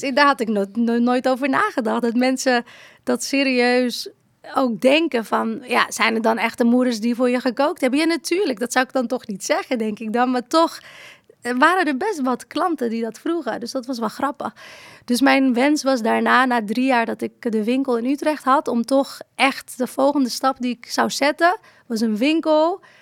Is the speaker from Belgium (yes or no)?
no; Morocco; now in Netherlands; Ik ben niet hier geboren, ik ben in Marokko geboren